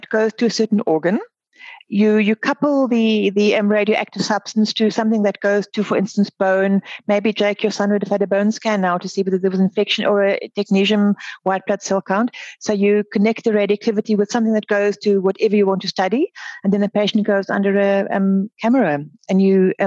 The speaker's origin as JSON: {"language": "English", "country": "South Africa", "also_born_or_lived": "Cape Town", "said": "I'm the girl from Africa, the southern tip of Africa. I live in Cape Town"}